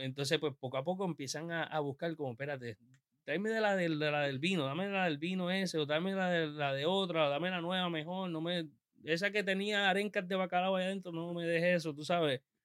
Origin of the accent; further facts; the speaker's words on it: Puerto Rico; como somos puertorriqueños, pues tenemos que aprender de, de, dónde vinimos